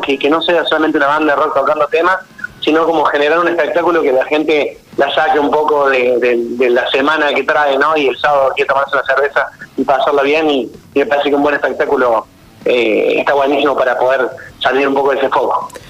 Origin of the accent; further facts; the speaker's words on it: Córdoba, Argentina; moved away as an adult; now in Buenos Aires, Argentina; yo nací en Córdoba, pero me vine a Buenos Aires hace ocho años